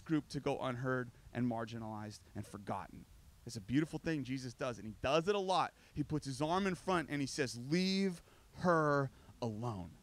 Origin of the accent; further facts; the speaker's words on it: United States; I'm American